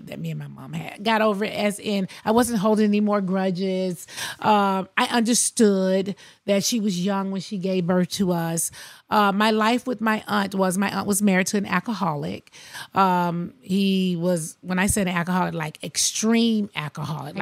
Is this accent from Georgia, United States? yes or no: yes; Athens, Georgia, United States; also born or lived in Queens, New York City; I grew up in Athens, Georgia, but I went back and forth to New York every single summer